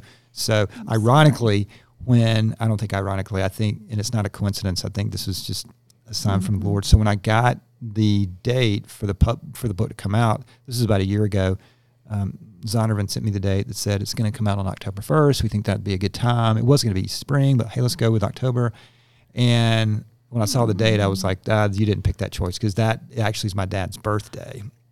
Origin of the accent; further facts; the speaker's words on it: Georgia, United States; I grew up in Gwinnett County, where we